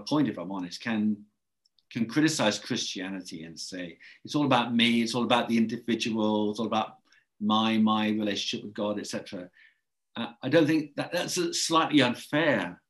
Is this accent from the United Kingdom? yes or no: yes; England, United Kingdom; accent: English; I should apologize for my English accent